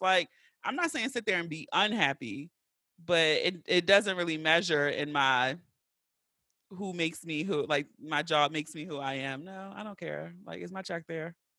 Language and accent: English; Baltimore, Maryland, United States; I grew up in West Baltimore, like, right at North and Pulaski